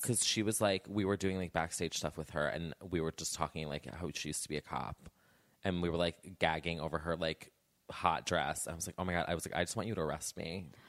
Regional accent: New Jersey, United States; I grew up in Jersey

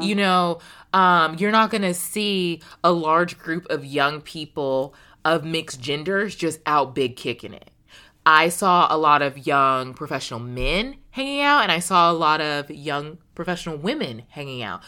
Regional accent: United States; as an American woman

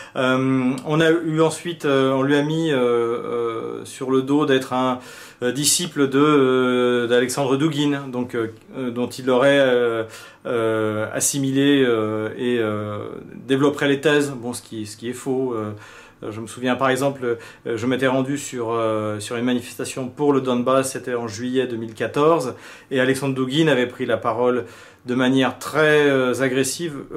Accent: France; en tant que Français

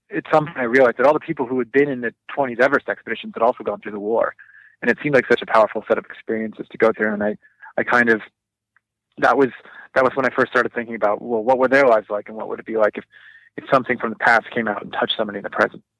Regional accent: Southern California, United States; I grew up in Southern California

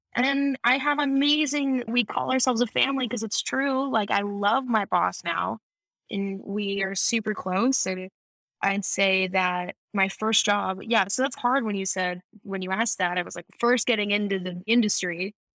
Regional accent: Michigan, United States; moved away as an adult; now in California, United States; I, we grew up in Michigan

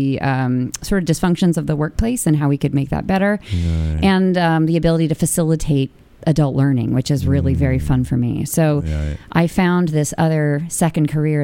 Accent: California, United States; moved away as an adult; also born or lived in Boston; now in New York, United States; You know, from Boston, but I'm originally from California.

